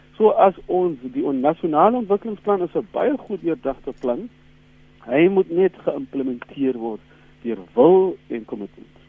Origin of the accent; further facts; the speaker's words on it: South Africa; as Suid-Afrikaners